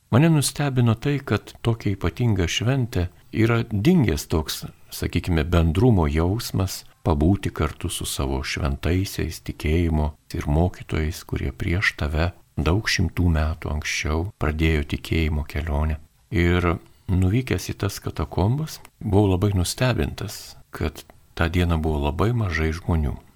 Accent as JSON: {"language": "Lithuanian", "country": "Lithuania", "said": "mes lietuviai gyvenantis šiaurėje Lietuvoje, gana toli nuo krikščionybės centrų"}